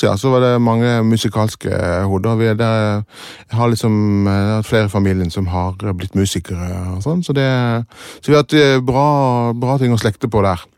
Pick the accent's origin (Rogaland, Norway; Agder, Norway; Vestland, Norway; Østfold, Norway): Agder, Norway; Kristiansand; also born or lived in England; Ja, oppvokst i Kristiansand. Født i England og så kom til Kristiansand da jeg var